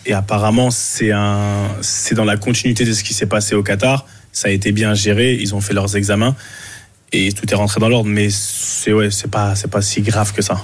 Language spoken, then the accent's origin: French; Cameroon; on est camerounais